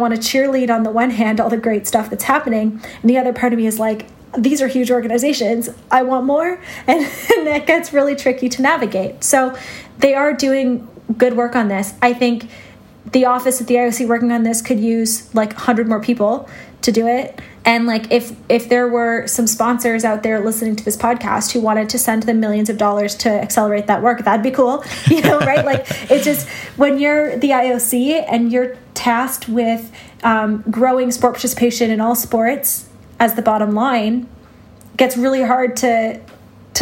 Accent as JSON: {"language": "English", "country": "Canada", "said": "as a Canadian"}